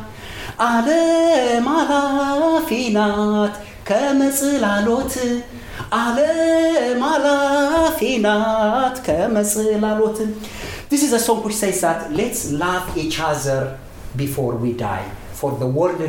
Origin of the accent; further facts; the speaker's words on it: Ethiopia; first language Amharic; English is a second language; moved away as an adult; now in Australia; I was a brown person when I grew up in Ethiopia